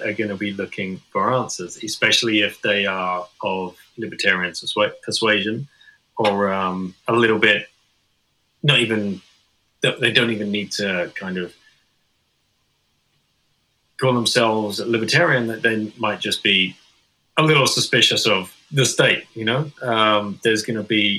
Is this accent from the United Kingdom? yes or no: yes; England, United Kingdom; first language English; I'm English, you know, but people could guess that because I speak with a native tongue